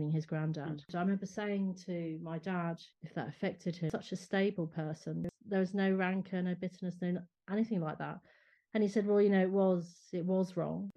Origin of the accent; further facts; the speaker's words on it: London, United Kingdom; also born or lived in Ireland; having Irish parents, but being brought up in London